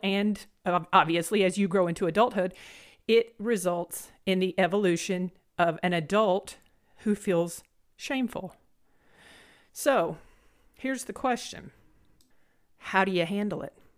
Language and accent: English; Blount County, Alabama, United States; accent: country twang; moved away as an adult; Now I'm from Blount County, Alabama. I have this, you know, country twang.